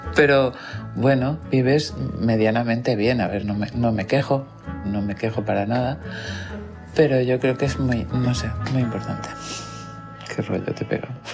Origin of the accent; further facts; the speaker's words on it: Ibiza, Balearic Islands, Spain; Pues nací en Ibiza y sigo viviendo en Ibiza